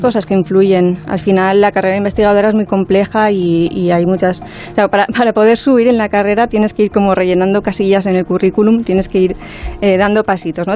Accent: Spain; somos pues, dos españolas

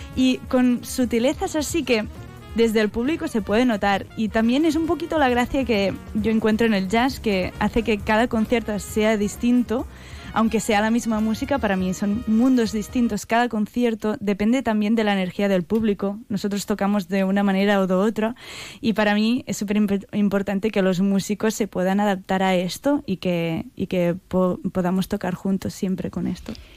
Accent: Catalonia, Spain

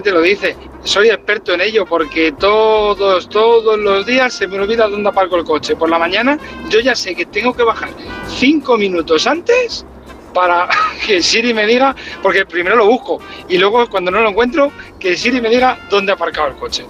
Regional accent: Catalonia, Spain; soy catalán

